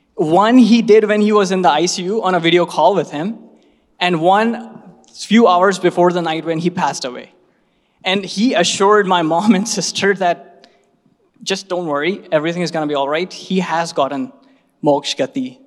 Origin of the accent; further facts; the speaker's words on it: Bhopal, Madhya Pradesh, India; my hometown Bhopal